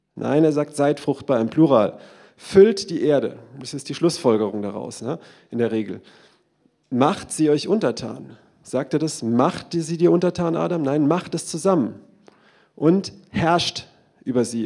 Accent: Germany; Wir sind Deutsche

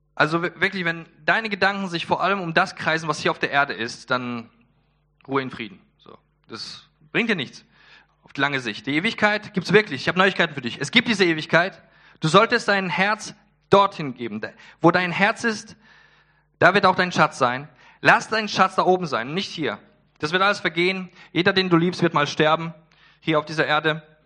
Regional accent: Poland; ich bin Pole

